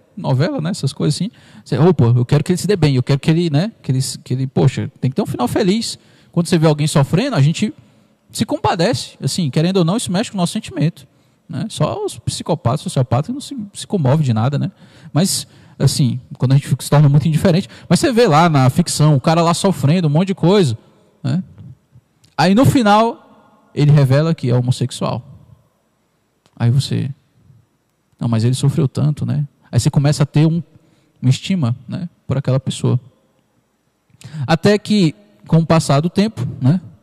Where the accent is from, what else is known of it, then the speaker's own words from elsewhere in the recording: Parnaíba, Piauí, Brazil; now in Ceilândia, Brazil; da minha cidade natal, Parnaíba